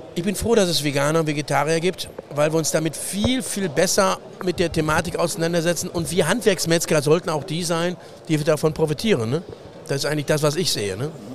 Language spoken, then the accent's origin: German; Ruhr area, North Rhine-Westphalia, Germany; ich als Ruhrpottler